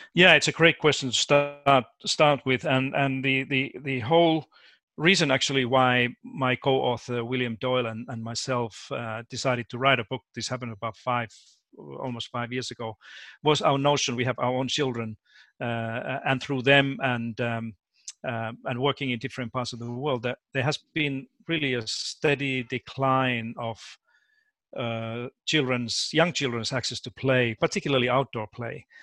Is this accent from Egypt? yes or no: no; Finland; moved away as an adult; also born or lived in United States; now in Australia; I was born and raised in Finland